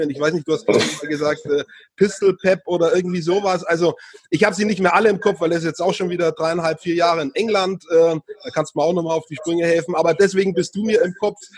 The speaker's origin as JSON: {"language": "German", "region": "Bavaria", "country": "Germany", "said": "muss man aufpassen als Franke."}